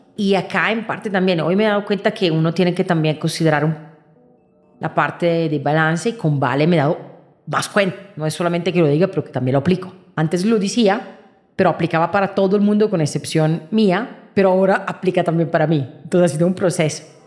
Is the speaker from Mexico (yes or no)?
no; Italy; moved away; Yo vengo de Italia